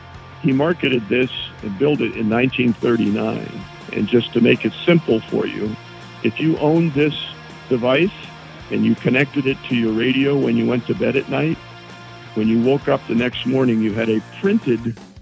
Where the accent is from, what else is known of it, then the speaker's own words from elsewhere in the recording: Youngstown, Ohio, United States; now in Cincinnati, United States; Originally from Northern Ohio.